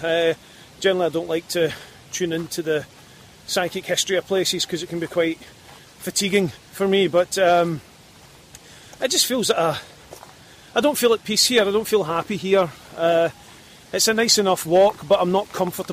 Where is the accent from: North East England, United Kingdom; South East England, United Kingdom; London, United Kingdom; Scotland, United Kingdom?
Scotland, United Kingdom; I'm Scottish